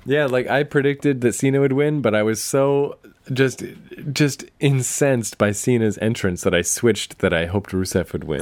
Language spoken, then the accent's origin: English; Canada; when I was a kid, I actually wished I had been born in America. I was like, I can't believe I'm Canadian